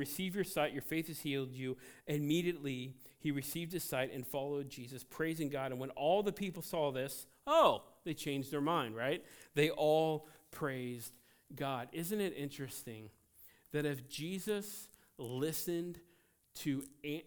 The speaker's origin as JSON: {"language": "English", "country": "United States", "said": "as an American"}